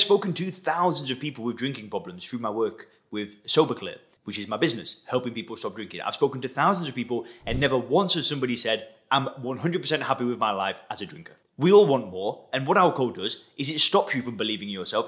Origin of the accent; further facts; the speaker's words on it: Lancashire, North West England, United Kingdom; moved away as an adult; also born or lived in Thailand; now in Dubai, United Arab Emirates; I've actually been living outside of England, where I'm originally from. People ask me all the time, where's my accent from? I actually come from Lancashire in the northwest of England